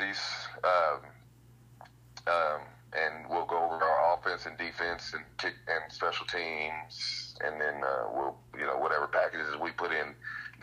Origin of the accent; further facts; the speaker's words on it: Seminole, Oklahoma, United States; I grew up in Seminole